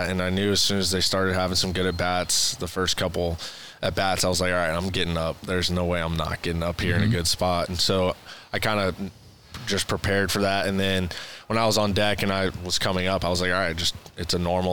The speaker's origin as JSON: {"language": "English", "town": "Houston", "region": "Texas", "country": "United States", "said": "I'm from Houston."}